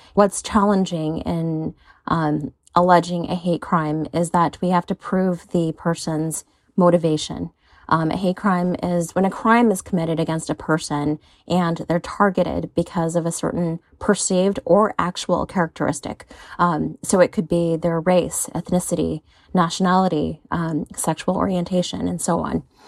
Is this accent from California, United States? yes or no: yes; San Francisco, California, United States; I grew up here in San Francisco